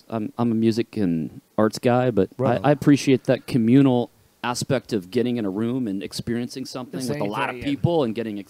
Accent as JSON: {"language": "English", "town": "Neenah", "region": "Wisconsin", "country": "United States", "tie": "born or raised there", "also_born_or_lived": "Minneapolis, Minnesota", "moved": "as an adult", "lives_now": "Washington, D.C., United States", "said": "I grew up in Wisconsin in a small town called Nina."}